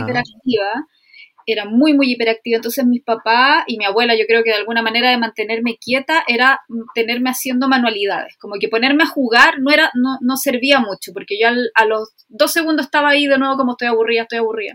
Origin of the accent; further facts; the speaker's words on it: Chile; soy chilena, tengo 38 años